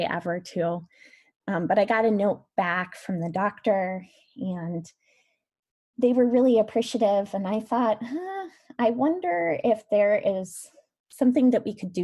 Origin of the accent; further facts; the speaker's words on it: Van Meter, Iowa, United States; growing up in Van Meter